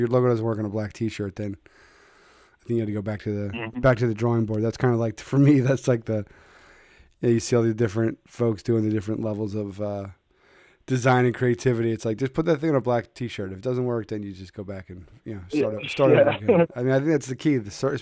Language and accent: English; Philadelphia, Pennsylvania, United States; I'm from Philadelphia.